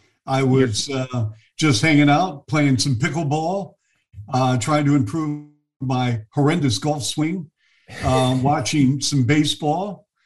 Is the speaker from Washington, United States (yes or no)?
yes; Bellevue, Washington, United States; moved away as an adult; also born or lived in Toronto; But, you know, growing up in the Pacific Northwest, it was awesome.